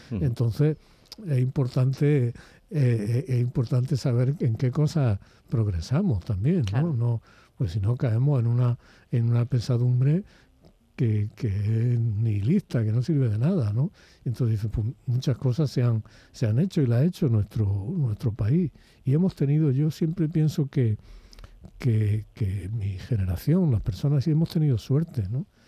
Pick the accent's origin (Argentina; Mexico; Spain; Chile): Spain; los españoles durante la época de Franco